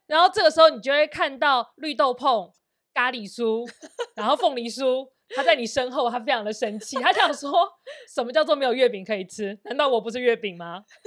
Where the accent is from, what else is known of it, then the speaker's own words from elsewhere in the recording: Taiwan; 我们台湾人